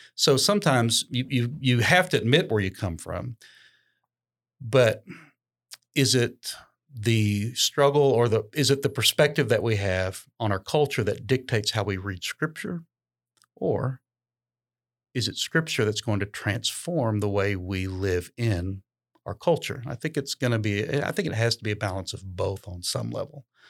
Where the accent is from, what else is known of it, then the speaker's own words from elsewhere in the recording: United States; we're definitely Americans